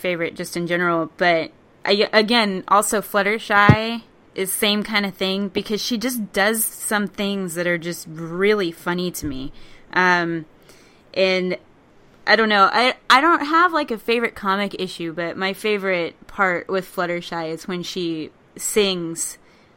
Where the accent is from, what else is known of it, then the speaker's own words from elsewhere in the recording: Texas, United States; moved away; I'm from Texas originally